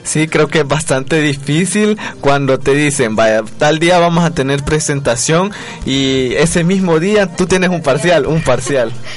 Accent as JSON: {"language": "Spanish", "country": "El Salvador", "said": "nosotros como salvadoreños"}